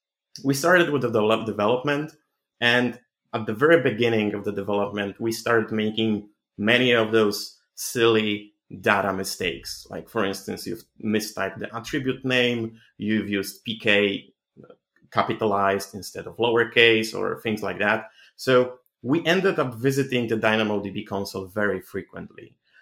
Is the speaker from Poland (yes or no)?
yes; Poland; I'm 25 from Poland.